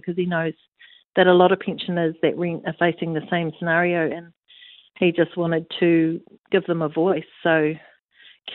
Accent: Matarangi, Waikato, New Zealand; I grew up in Matarangi, so we've got a lot of connection there

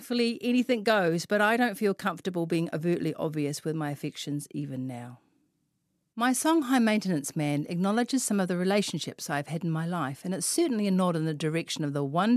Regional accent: Auckland, New Zealand; I am from West Auckland, after all.

